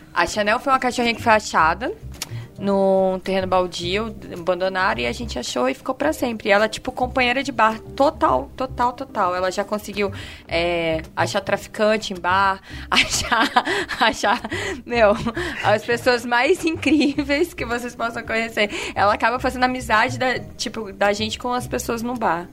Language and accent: Portuguese; Vitória, Espírito Santo, Brazil; moved away; Eu venho de Vitória